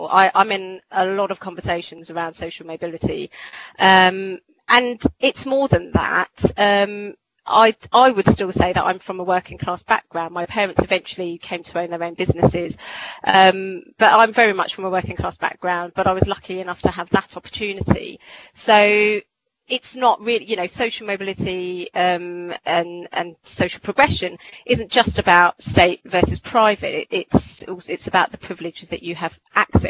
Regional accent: Croydon, London, United Kingdom; I was born and bred in Croydon

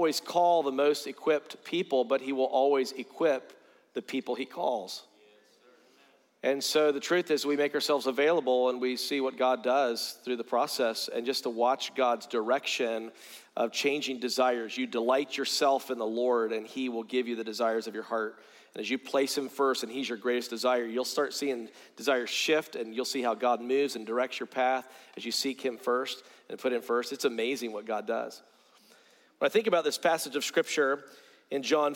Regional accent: Greenville, South Carolina, United States; I grew up in South Carolina

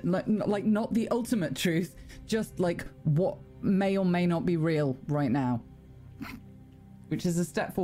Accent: England, United Kingdom; Shush, I'm English.

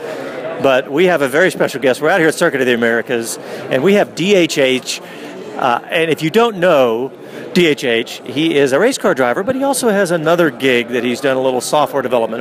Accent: Austin, Texas, United States; I'm from Austin

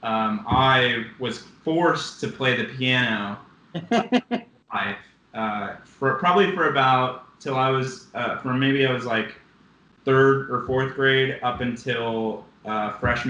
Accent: Rancho Cucamonga, California, United States; moved away as an adult; also born or lived in Pomona, California; now in Chicago, United States; But for the past 25 years, or at least till I was 18, am from Rancho Cucamonga

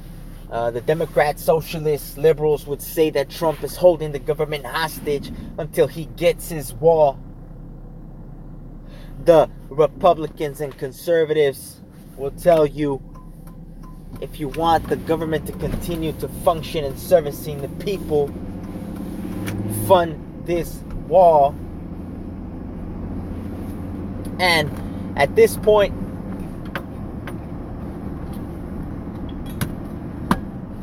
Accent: United States; I am a Mexican by blood, born in the United States.

